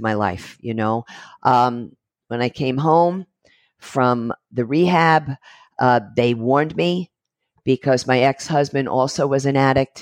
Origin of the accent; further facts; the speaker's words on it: New York City, New York, United States; I'm Brooklyn born and I'm American Italian